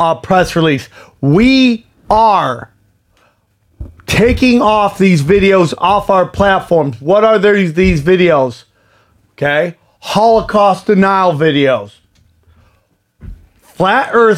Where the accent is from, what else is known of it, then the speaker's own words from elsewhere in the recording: United States; I am an American.